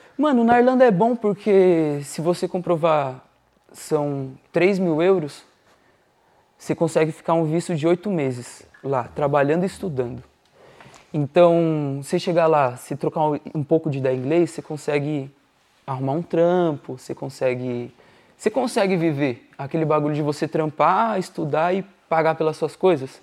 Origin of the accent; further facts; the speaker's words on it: São Paulo, Brazil; moved away as an adult; also born or lived in Dublin; eu sou de São Paulo, Zona Norte. Eu desde, desde que eu nasci eu morava na Vila Albertina